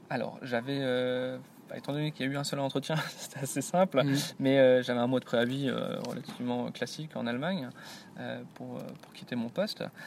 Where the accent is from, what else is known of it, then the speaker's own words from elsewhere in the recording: France; first language French; moved away as an adult; also born or lived in Brittany; now in Germany; j'arrivais en tant que Français et le seul de l'entreprise